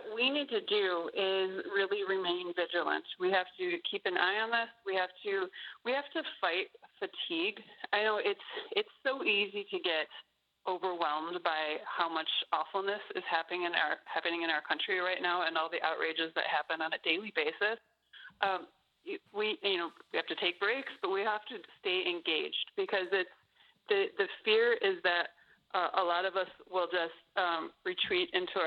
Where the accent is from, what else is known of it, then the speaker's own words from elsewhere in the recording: United States; as an American